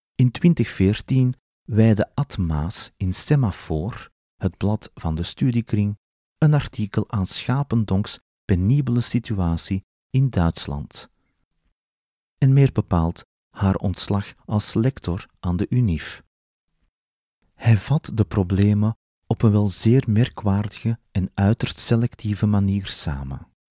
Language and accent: Dutch; Belgium; als Belg